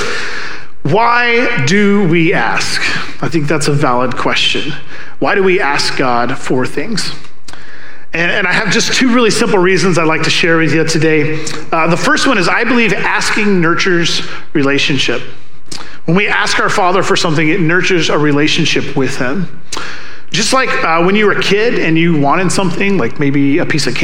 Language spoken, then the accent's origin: English; the South, United States; I'm from the South